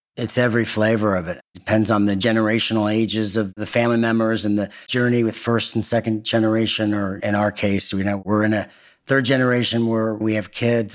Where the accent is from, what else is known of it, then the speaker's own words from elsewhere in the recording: Indianapolis, Indiana, United States; moved away; also born or lived in Northern California; I'm a Hoosier. I'm from Indiana. I spend a lot of my time in beautiful Northern California and I'm back in my home state and home city of Indianapolis a lot